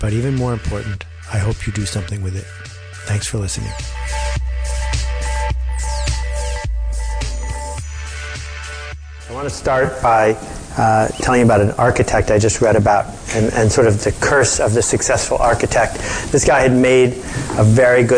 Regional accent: Buffalo, New York, United States; I grew up in Buffalo

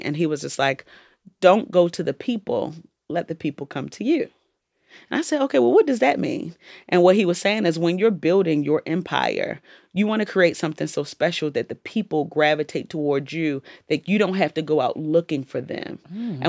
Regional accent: Jamaica; I'm Jamaican, so, like, we eat food for

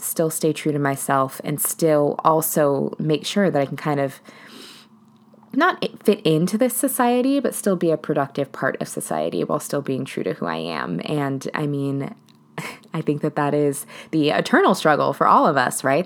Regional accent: Seattle, Washington, United States; I'm originally from Seattle.

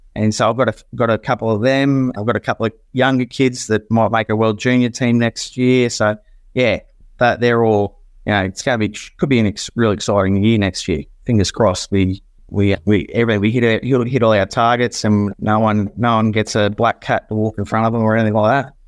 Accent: Queensland, Australia; also born or lived in Port Adelaide; born and bred in Queensland

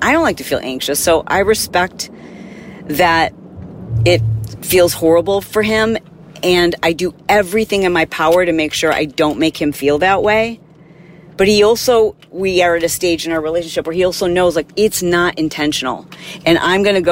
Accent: Midwest, United States; growing up in the Midwest

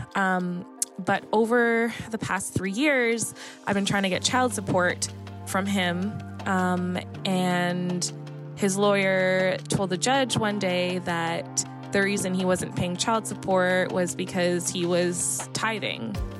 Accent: Toronto, Ontario, Canada; I'm from Toronto, Canada.

